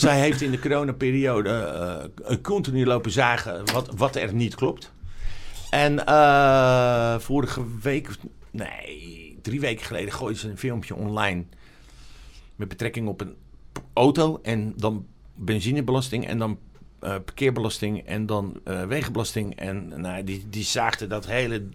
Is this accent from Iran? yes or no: no; Amsterdam, North Holland, Netherlands; ik ben opgegroeid in Amsterdam Zuidoost